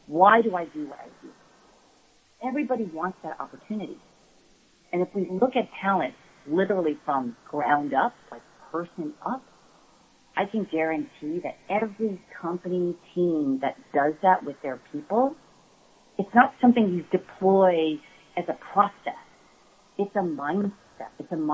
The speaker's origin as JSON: {"language": "English", "country": "United States", "tie": "born or raised there", "said": "I'm Korean. I'm the first person born in my family in the States"}